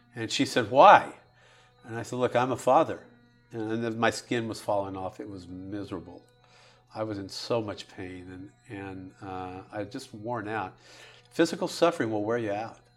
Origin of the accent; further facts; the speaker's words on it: Bakersfield, California, United States; also born or lived in Dallas; the place where I grew up in Bakersfield, we're just north of L